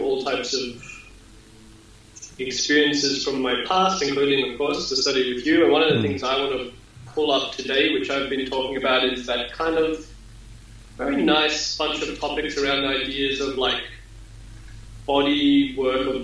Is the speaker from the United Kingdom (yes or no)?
no; Australia; I'm Australian.